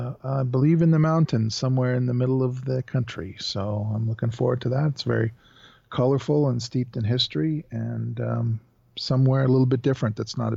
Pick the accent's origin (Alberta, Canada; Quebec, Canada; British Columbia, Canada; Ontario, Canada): Alberta, Canada; Calgary; I'm from Calgary, Alberta, Canada.